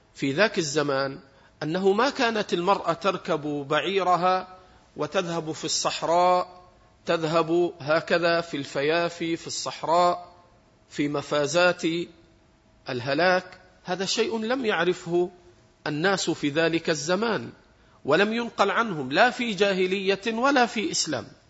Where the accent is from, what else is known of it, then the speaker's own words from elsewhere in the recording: Egypt; احنا عندنا في مصر